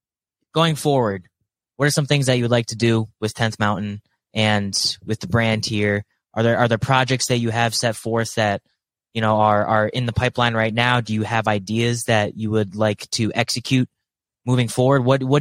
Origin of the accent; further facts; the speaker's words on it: New England, United States; So I grew up in New England.